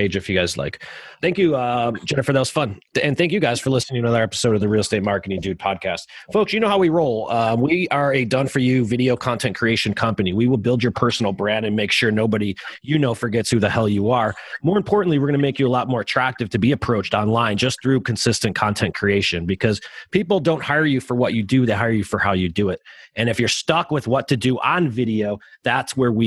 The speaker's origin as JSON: {"language": "English", "town": "Chicago", "region": "Illinois", "country": "United States", "said": "I'm from Chicago"}